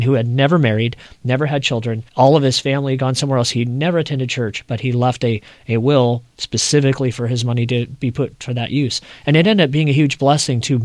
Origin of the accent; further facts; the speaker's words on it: California, United States; my hometown where I grew up in California